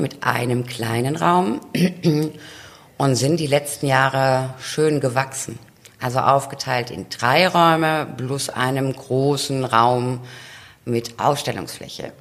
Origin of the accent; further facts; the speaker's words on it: near Heidelberg, Baden-Württemberg, Germany; now in Westerland, Germany; Also wir kommen ja aus, äh, aus der Nähe von Heidelberg